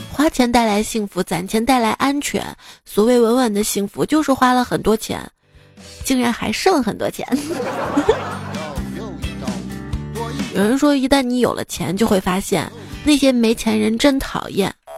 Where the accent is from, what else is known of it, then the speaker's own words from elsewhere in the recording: Xi'an, Shaanxi, China; 作为一个西安人，我至今没有去过永兴坊